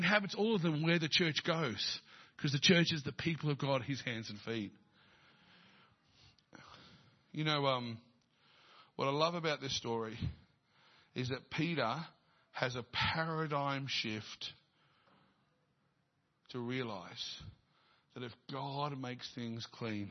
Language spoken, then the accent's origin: English; Dandenong, Victoria, Australia; I was born in Dandenong